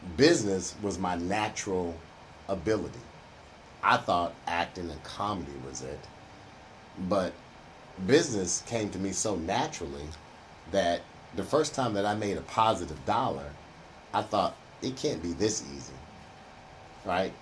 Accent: Houston, Texas, United States; I grew up in Third Ward. I'm a Third Ward born and raised brother

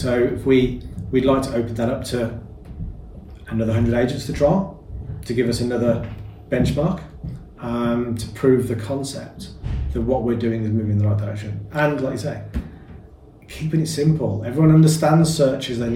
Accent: Birmingham, West Midlands, United Kingdom; accent: Birmingham; Can you not tell by the accent? My international Birmingham accent that I've got.

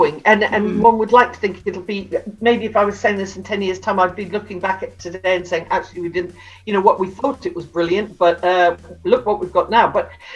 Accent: Newcastle upon Tyne, North East England, United Kingdom; I've got a snidey one because I come from Newcastle

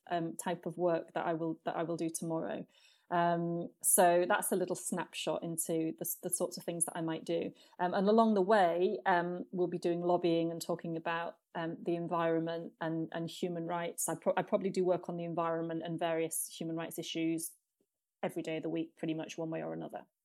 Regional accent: United Kingdom; moved away as an adult; now in Trinidad and Tobago; as a British person

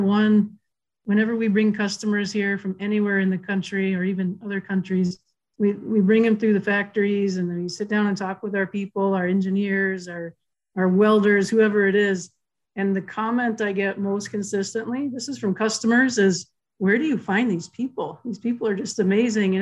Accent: central Indiana, United States; moved away as an adult; also born or lived in South Bend, Indiana; now in Upper Peninsula, Michigan, United States; I was born in northern Indiana and grew up mainly in central Indiana, and moved up here to the UP about 15 years ago.

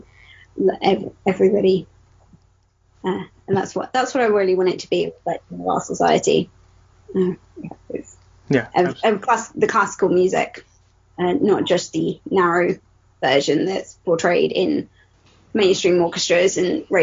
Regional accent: United Kingdom; I was born and raised in Britain amongst mostly white people.

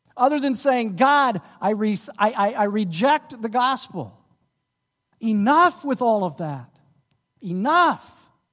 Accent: Dallas, Texas, United States; moved away; I'm from Dallas, uh, uh, my church back in Dallas

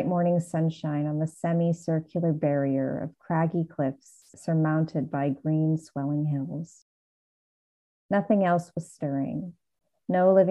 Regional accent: United States; I'm American

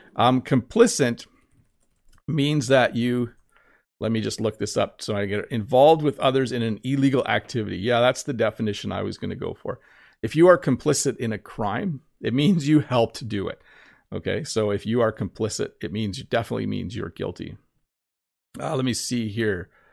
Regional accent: Canada; accent: common Canadian English accent (Ontario to British Columbia); There is the most common English accent, which is my accent, which is common from basically Ontario all the way to British Columbia.

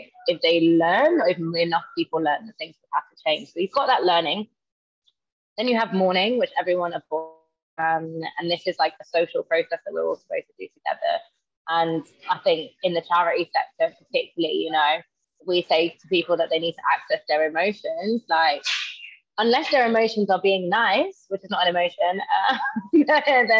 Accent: London, United Kingdom; moved away as an adult; now in Manchester, United Kingdom; So I'm from London, and I've recently moved to Manchester

